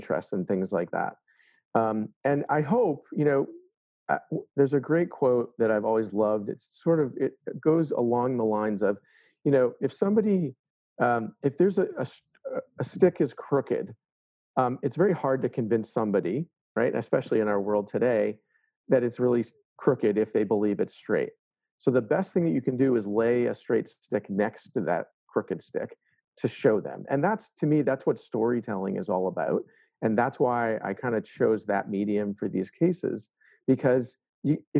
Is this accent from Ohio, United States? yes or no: no; Boston, Massachusetts, United States; I grew up in the Boston area, and Boston is a proud place to be.